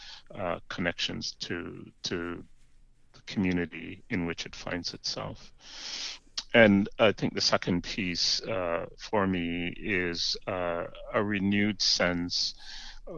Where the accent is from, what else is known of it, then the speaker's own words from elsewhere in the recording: Jamaica; moved away as an adult; now in Canada; I was born in Jamaica, raised, as you mentioned, in the Anglican Church